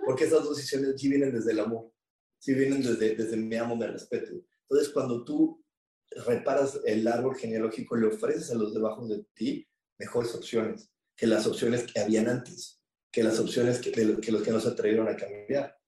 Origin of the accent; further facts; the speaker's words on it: Mexico; somos mexicanos